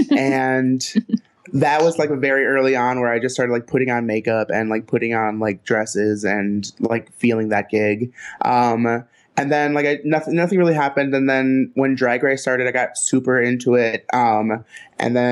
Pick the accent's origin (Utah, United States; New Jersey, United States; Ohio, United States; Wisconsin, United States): Wisconsin, United States; Milwaukee; I'm from Milwaukee